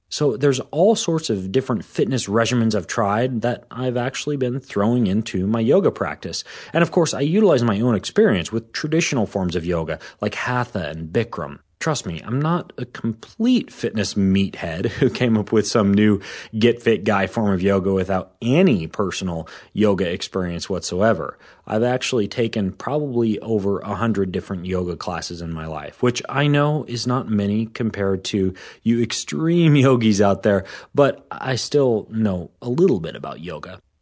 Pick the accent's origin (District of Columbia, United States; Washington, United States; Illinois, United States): Washington, United States; here in my hometown in Washington State